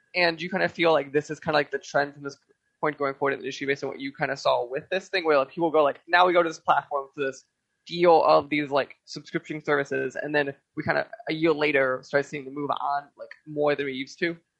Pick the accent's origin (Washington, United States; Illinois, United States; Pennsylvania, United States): Illinois, United States; Chicago; I grew up in Chicago